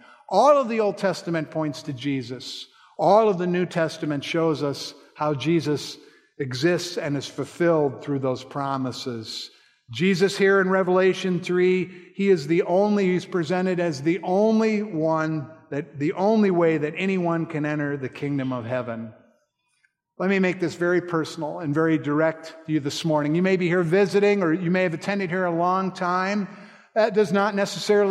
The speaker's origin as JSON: {"language": "English", "region": "Colorado", "country": "United States", "tie": "born or raised there", "said": "I grew up in Colorado, and my father took me hunting every year"}